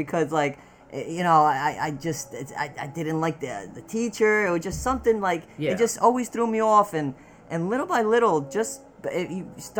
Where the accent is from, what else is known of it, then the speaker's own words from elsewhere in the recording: Wayne, New Jersey, United States; also born or lived in Ecuador; I'm from Wayne. Like I grew up in Wayne